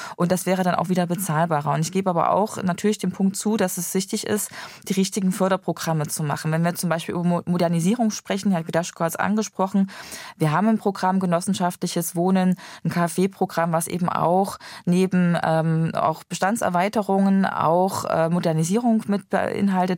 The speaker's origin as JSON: {"language": "German", "town": "Gera", "region": "Thuringia", "country": "Germany", "tie": "born or raised there", "said": "in meiner Heimat äh, beobachten, in Gera aus Thüringen"}